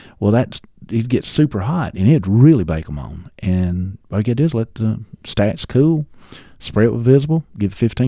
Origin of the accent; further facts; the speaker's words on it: Georgia, United States; No, I was raised in Northeast Georgia, in Banks County, which is most people will never know where Banks County is